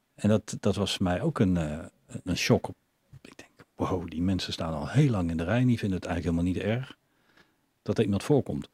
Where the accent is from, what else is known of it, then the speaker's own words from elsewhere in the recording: Netherlands; ik ben zelf half Oekraïner, wel opgegroeid in, in Nederland